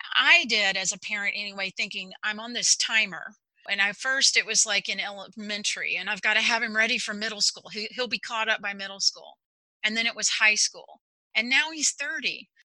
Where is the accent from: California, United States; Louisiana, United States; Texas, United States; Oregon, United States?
Texas, United States; now in Overland Park, United States; I am from Texas originally. I'm a native Texan and very proud of that currently live in Overland Park, Kansas.